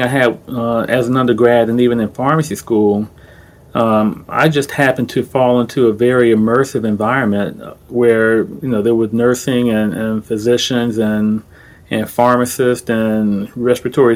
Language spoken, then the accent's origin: English; Orlando, Florida, United States; I'm from Orlando. I grew up in Orange County, Florida, not California